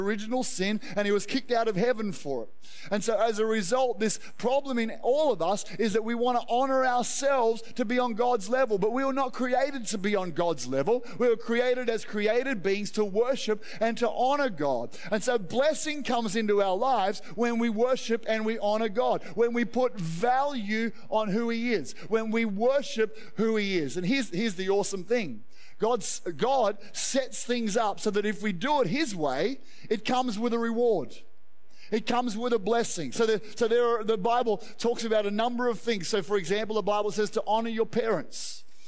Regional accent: Australia; I love being an Australian.

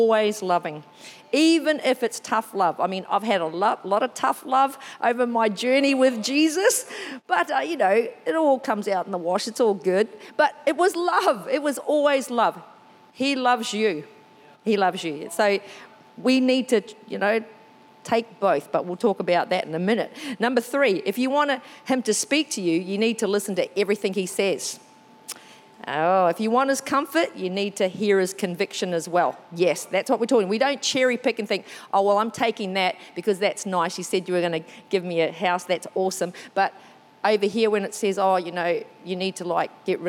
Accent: New Zealand; first language English; moved away; I'm originally from New Zealand

